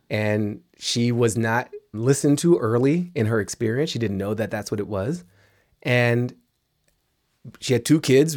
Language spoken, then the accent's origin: English; Washington, District of Columbia, United States; grew up in Washington, D C.